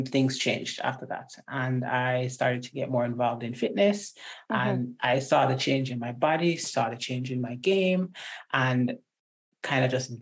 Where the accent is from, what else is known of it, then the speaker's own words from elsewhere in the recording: Jamaica; also born or lived in Washington State; now in Washington, United States; I'm Jamaican, born and bred